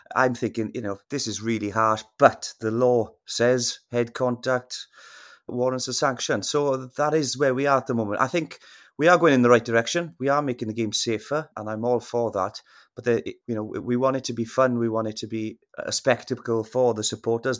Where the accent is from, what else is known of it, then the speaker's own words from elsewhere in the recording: Wales, United Kingdom; as a Welshman